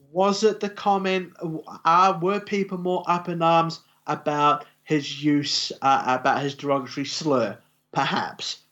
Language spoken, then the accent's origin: English; New Zealand; we're from New Zealand